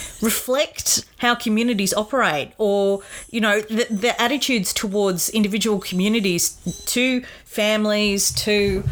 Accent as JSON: {"language": "English", "country": "Australia", "said": "So we are withdrawing from Afghanistan."}